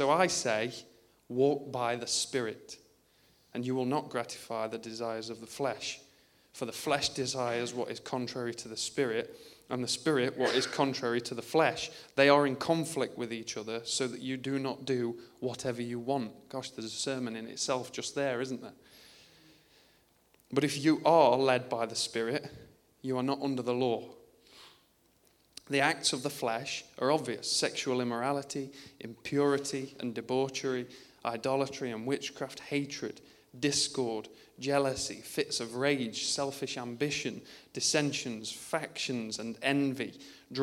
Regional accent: United Kingdom; I'm British

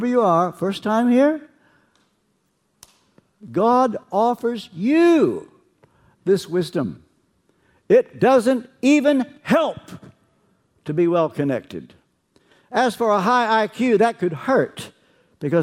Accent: Kentucky, United States; I'm from Kentucky

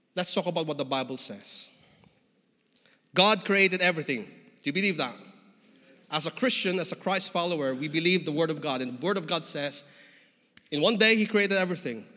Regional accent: Philippines; moved away as an adult; now in United Kingdom; I came from the Philippines, as you could probably figure out from my skin and my accent

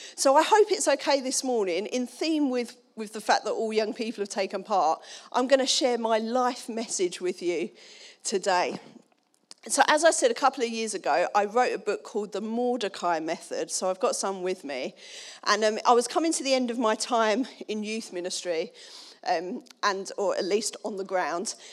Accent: Dagenham, London, United Kingdom; I'm from Dagenham.

